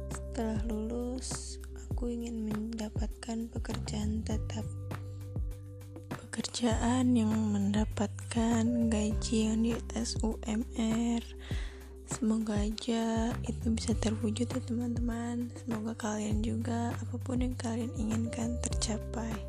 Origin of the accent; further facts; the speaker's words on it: Lampung, Indonesia; asal dari Lampung, mahasiswa baru di ITERA.